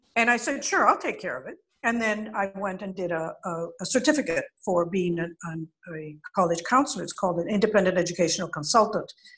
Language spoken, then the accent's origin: English; Caracas, Capital District, Venezuela; I was born in Caracas, and my parents were European